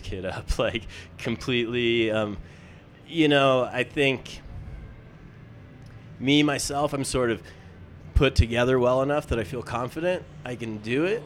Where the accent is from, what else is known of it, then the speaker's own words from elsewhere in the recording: Wyoming, United States; now in Dallas, United States; I'm from Wyoming.